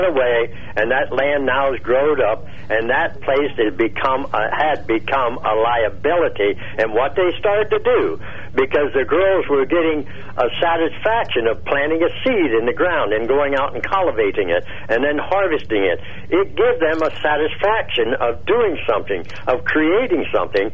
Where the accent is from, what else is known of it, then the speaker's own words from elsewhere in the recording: Laurelton, Pennsylvania, United States; I was born and raised in Laurelton back in the, well, in the 40s